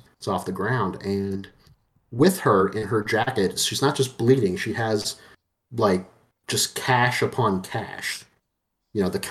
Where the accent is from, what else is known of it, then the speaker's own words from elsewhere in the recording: Cajun, Louisiana, United States; I am Cajun, Cajun Creole